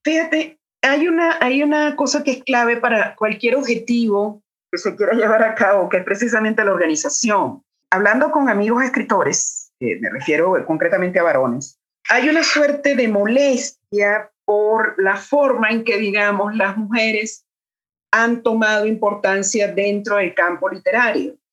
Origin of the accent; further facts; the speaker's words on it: Caracas, Capital District, Venezuela; moved away as an adult; now in Mexico City, Mexico; yo soy caraqueña, caraqueña, caraqueña, es decir, de la capital del país